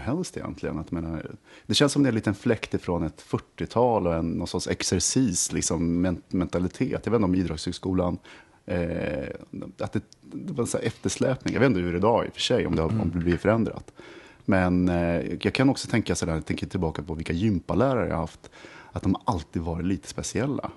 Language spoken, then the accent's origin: Swedish; Västerås, Västmanland, Sweden; jag kommer från Västerås och alla spelade bandy och var kungar på skridskor